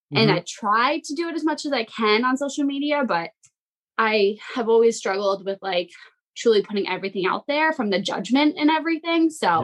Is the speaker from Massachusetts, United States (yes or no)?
yes; Massachusetts, United States; moved away as an adult; now in New Hampshire, United States; I'm in New Hampshire now, but I grew up in Massachusetts.